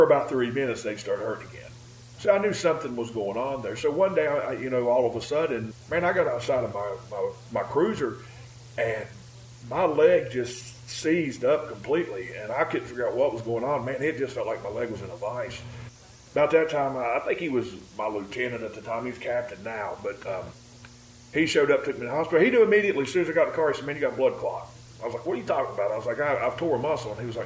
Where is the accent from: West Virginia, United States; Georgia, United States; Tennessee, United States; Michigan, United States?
West Virginia, United States; I'm from West Virginia.